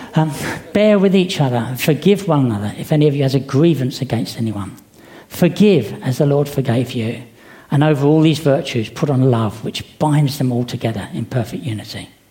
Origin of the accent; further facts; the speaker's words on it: United Kingdom; Being British